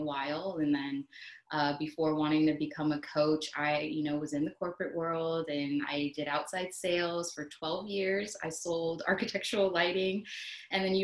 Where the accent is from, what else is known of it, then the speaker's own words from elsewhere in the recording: Long Beach, California, United States; moved away as an adult; now in Georgia, United States; I'm originally from Southern California, Long Beach